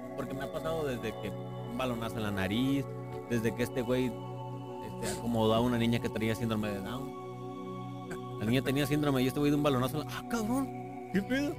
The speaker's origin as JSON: {"language": "Spanish", "country": "Mexico", "said": "Igual somos mexicanos"}